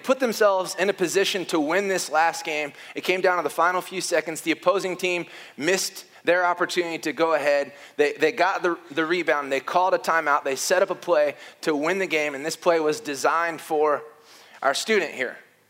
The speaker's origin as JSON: {"language": "English", "region": "the North", "country": "United States", "said": "I'm from the North."}